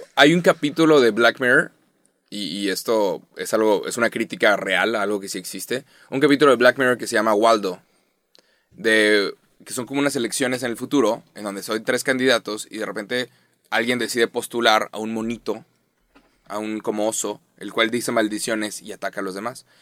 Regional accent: Mexico; como nos hablamos los mexicanos

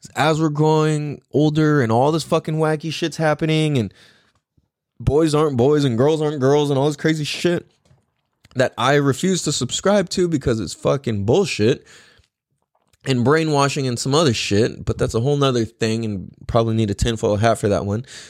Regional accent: United States; I'm from America

